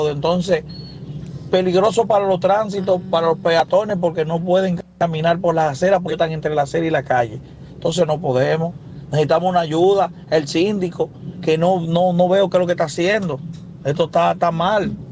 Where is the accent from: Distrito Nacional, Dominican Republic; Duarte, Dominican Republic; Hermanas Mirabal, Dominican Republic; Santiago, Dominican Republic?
Distrito Nacional, Dominican Republic; Herrera; soy del sector de Herrera.